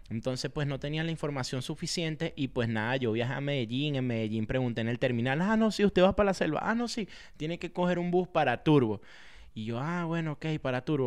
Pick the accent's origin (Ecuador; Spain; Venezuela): Venezuela; also born or lived in Tunja, Colombia; now in United States; yo como venezolano